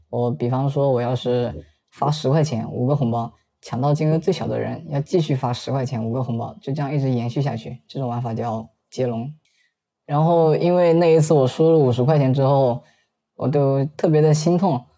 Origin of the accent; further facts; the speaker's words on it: Zhejiang, China; 我今年二十岁，我是浙江人，目前从事是销售职业。